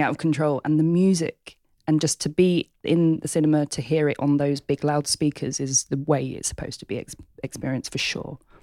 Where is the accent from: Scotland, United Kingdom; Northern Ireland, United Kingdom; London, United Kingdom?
London, United Kingdom; born and bred in Hackney.